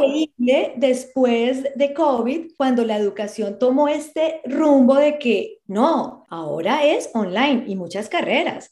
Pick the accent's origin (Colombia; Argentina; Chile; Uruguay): Colombia; now in Australia; yo soy de Colombia